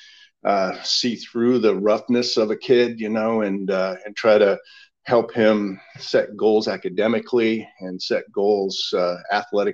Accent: Missoula, Montana, United States; also born or lived in Salem, Oregon; now in Oregon, United States; I grew up in Missoula, Montana, out in way up north

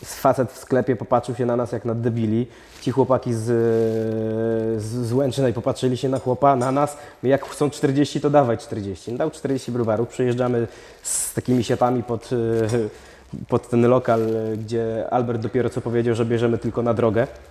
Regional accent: Opole, Opole Voivodeship, Poland; jesteśmy z Opola

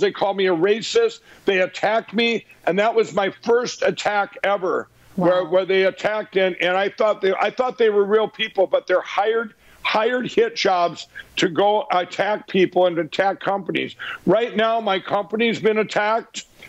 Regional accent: Minnesota, United States; my home state of Minnesota

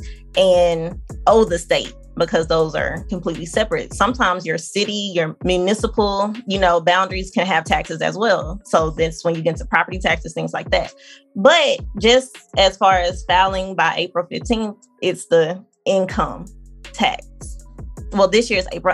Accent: Arkansas, United States; moved away; I'm from Arkansas

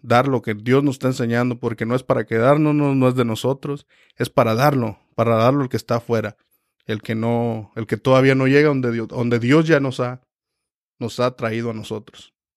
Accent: Michoacán, Mexico; now in Reading, United States; soy también mexicano de Michoacán, México

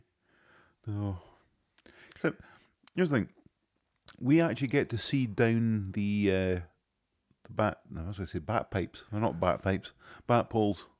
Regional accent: Scotland, United Kingdom; I am from Scotland

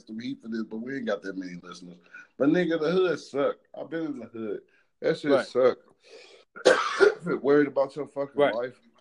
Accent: St. Louis, Missouri, United States; I'm from here, dog. I grew up in Walnut Park, and that's one of the worst. That's the North Side

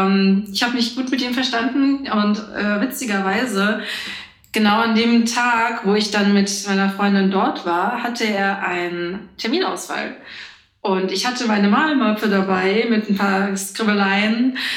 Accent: Frankfurt, Hesse, Germany; also born or lived in Bad Homburg / Wiesbaden; Geboren bin ich in Frankfurt. Und ja, also ich arbeite jetzt auch schon seit zwei Jahren in Frankfurt. Angefangen habe ich in Bad Homburg, wo ich auch zur Schule gegangen bin. Dann war ich eine Zeit lang in Wiesbaden, aber basically alles im Umkreis von meiner Heimat.

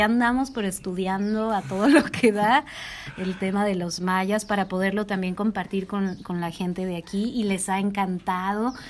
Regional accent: Jalisco, Mexico; moved away as an adult; now in Nepal; yo que soy de Jalisco

